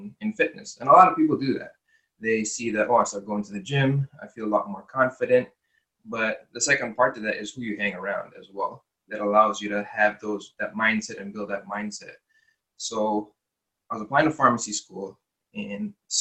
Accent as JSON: {"language": "English", "country": "United States", "tie": "born or raised there", "said": "when I was younger, growing up in America"}